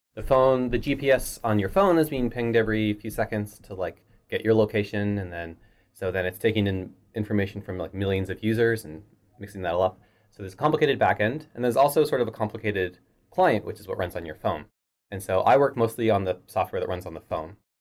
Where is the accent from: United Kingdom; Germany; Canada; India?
Canada; Halifax, Nova Scotia; moved away as an adult; also born or lived in Toronto; I moved to then Toronto from Halifax, where I grew up